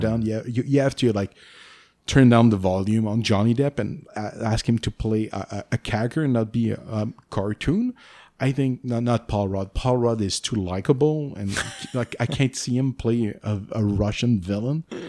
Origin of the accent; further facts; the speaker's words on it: Canada; accent: French-Canadian; English is a second language; I'm French Canadian